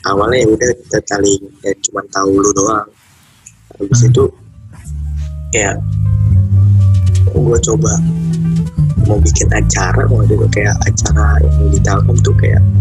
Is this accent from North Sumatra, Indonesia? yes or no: no; Jakarta, Indonesia; now in Bekasi, Indonesia; tinggal di Bekasi bisa kenal orang di Bandung di Bojong